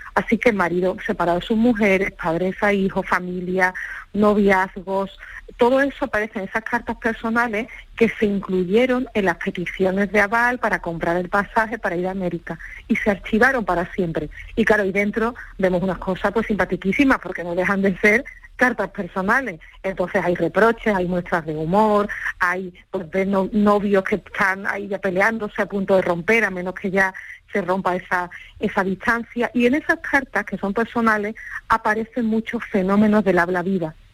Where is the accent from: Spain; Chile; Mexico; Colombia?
Spain; Andalusia; mucho del perfil que hoy tenemos como andaluces